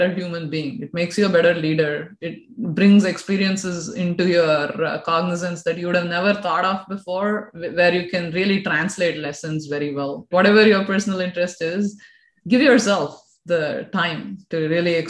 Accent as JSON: {"language": "English", "town": "Bangalore", "region": "Karnataka", "country": "India", "tie": "born or raised there", "also_born_or_lived": "United States", "moved": "as an adult", "lives_now": "Australia", "said": "I was born and brought up in Bangalore"}